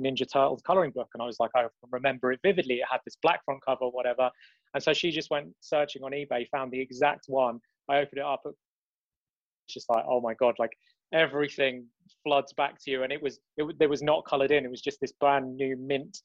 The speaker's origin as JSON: {"language": "English", "region": "London", "country": "United Kingdom", "said": "It's London, we don't have any sun"}